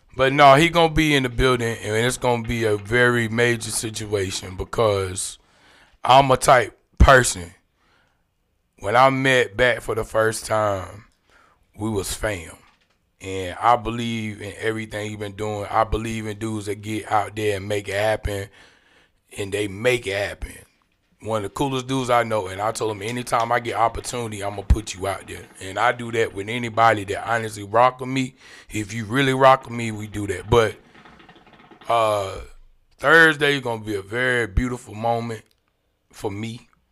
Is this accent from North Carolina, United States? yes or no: yes; Clayton, North Carolina, United States; I'm from Jericho, man. Johnson County stand up, Clayton all day